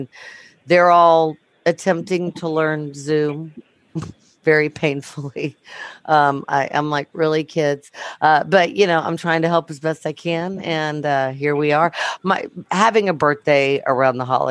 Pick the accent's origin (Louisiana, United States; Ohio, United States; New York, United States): Louisiana, United States; Baton Rouge; I'm from Baton Rouge, Louisiana